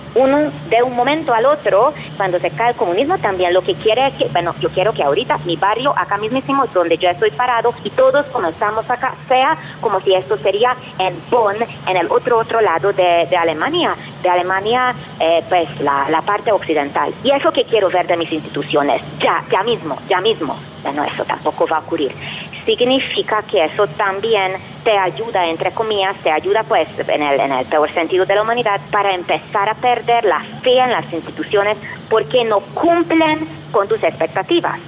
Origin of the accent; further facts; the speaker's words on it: Hungary; moved away as an adult; vengo de Hungría y tengo 45 años